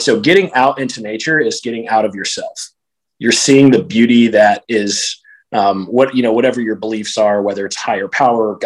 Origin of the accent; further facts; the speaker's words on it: Houston, Texas, United States; I grew up here in Houston, Texas